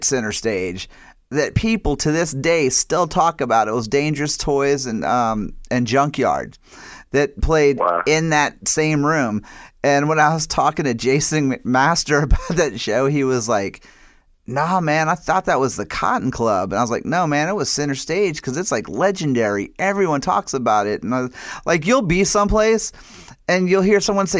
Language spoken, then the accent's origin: English; Atlanta, Georgia, United States; when I grew up in the Atlanta, you know, metal scene, like in the 90s, like, you know, when I was in high school